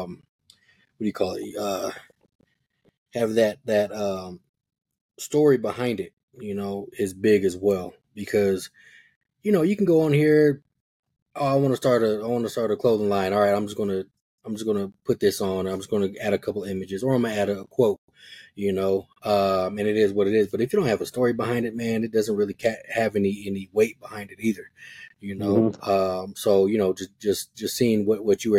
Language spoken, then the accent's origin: English; Denver, Colorado, United States; I grew up in Park Hill